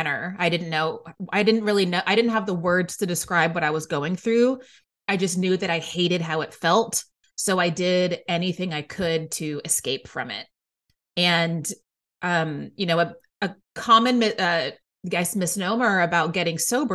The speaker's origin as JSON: {"language": "English", "town": "Waco", "region": "Texas", "country": "United States", "tie": "born or raised there", "moved": "as an adult", "lives_now": "New York City, United States", "said": "I grew up in Waco, Texas"}